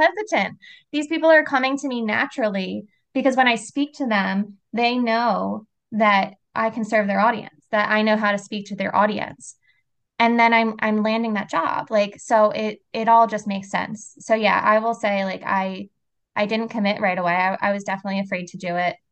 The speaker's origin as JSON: {"language": "English", "town": "Philadelphia", "region": "Pennsylvania", "country": "United States", "tie": "born or raised there", "moved": "as an adult", "lives_now": "South Jersey, United States", "said": "I was born and raised in Philly"}